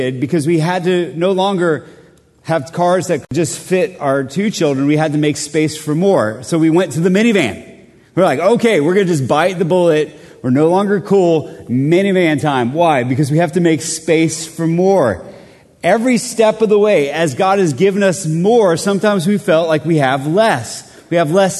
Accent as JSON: {"language": "English", "country": "Colombia", "moved": "yes", "lives_now": "Middle Tennessee, United States", "said": "I'm from Columbia, South America."}